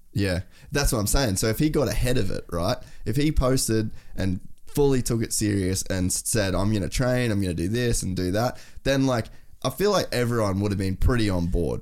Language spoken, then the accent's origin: English; Australia; as an Australian